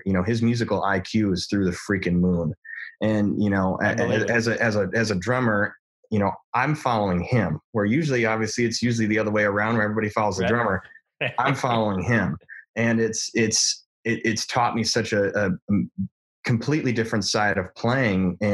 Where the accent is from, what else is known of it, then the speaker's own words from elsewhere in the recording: Detroit, Michigan, United States; I'm from Detroit